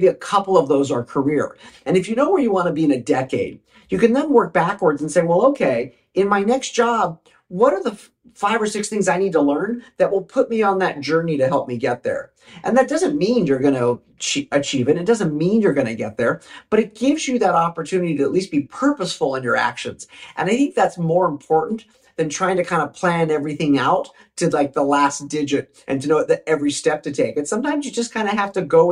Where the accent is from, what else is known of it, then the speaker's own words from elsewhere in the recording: Southern California, United States; a teenage boy, you know, growing up in Southern California